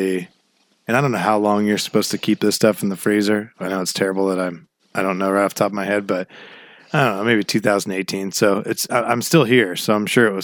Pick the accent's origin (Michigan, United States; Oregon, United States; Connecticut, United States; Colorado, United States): Oregon, United States; Glendale; when we grew up in Glendale